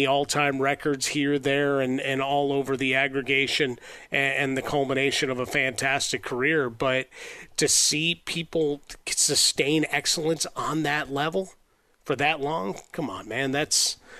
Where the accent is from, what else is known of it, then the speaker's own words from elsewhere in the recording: Chicago, Illinois, United States; we grew up in Chicago, so we watched the rise of Jordan.